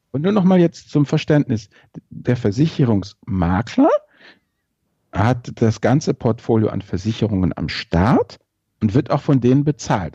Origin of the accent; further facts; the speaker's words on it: Rhineland, Germany; ich bin ja als Rheinländer